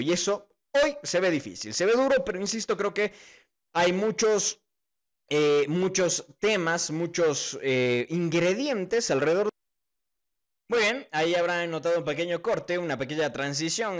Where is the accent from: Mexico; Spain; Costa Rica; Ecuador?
Ecuador; uno como ecuatoriano, la verdad es que sí siente al equipo ecuatoriano